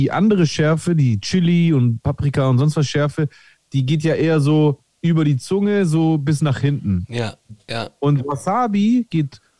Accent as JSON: {"language": "German", "country": "Greece", "said": "ich äh, identifiziere mich ja äh, auch äh, als Grieche"}